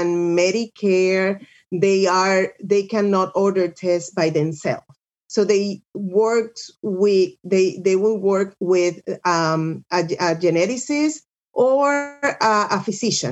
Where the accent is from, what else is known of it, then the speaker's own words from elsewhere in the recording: Puerto Rico; moved away as an adult; also born or lived in Birmingham, Alabama / Duarte, California; I'm from Puerto Rico